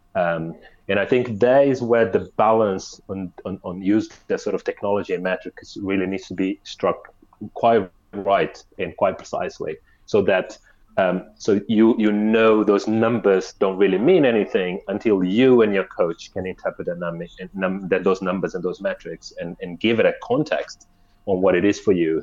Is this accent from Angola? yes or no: yes; Angola; us growing up in Angola